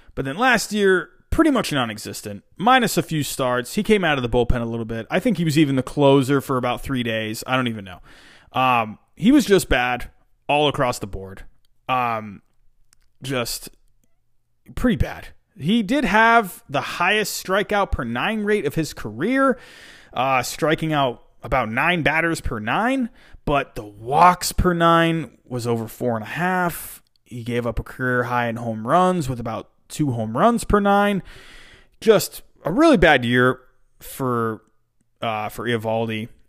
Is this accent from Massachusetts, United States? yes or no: yes; Massachusetts, United States; also born or lived in England; I was born in England. I moved to Massachusetts when I was seven years old.